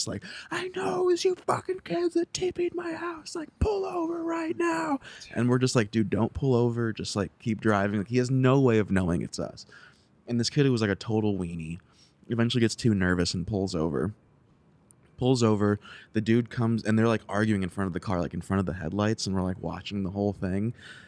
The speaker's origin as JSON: {"language": "English", "region": "Ohio", "country": "United States", "said": "I'm from Ohio. I went to music school in Ohio, and then we met each other in Columbus."}